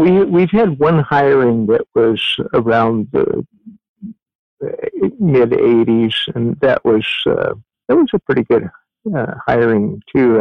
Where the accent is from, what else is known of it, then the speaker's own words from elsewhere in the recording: Eugene, Oregon, United States; moved away as an adult; also born or lived in Ashland, Oregon; was raised in Eugene, Oregon, for the better part of my life until uh, after high school